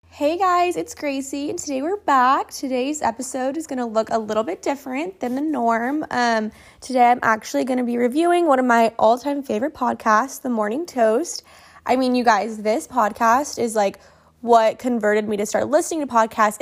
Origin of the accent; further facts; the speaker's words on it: Oklahoma, United States; I'm from Oklahoma